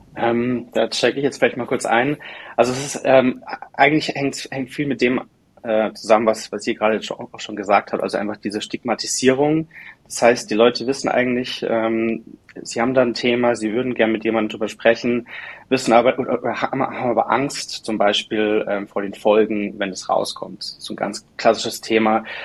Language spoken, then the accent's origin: German; Munich area, Bavaria, Germany; now in Munich, Germany; ich bin ursprünglich aus der Münchner Umgebung